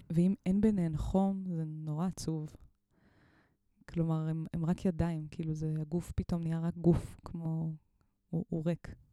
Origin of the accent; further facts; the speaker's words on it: Mitzpe Ramon, Southern District, Israel; אני גדלתי במצפה רמון